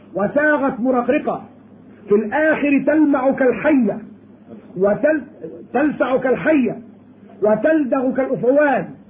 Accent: Egypt; عندنا في مصر

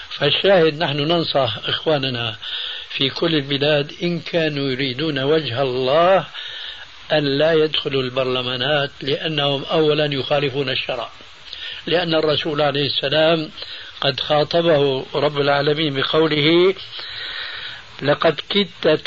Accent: Syria; هم يقولون عندنا في سوريا خير الذقون

